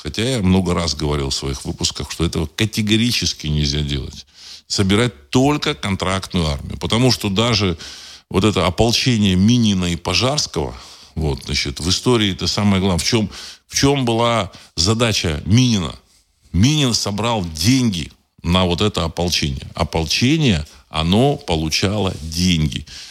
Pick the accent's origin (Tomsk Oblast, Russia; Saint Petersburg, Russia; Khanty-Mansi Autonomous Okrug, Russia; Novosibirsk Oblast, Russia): Saint Petersburg, Russia; знаю, значит, это мой родной город